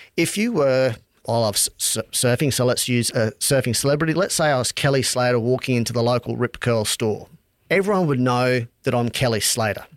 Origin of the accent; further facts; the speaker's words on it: Charters Towers, Queensland, Australia; also born or lived in Townsville; Born in Townsville, grew up in Outback Charters Towers